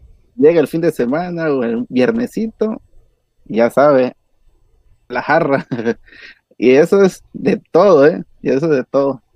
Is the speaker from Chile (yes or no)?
no; Mexico; Como mexicano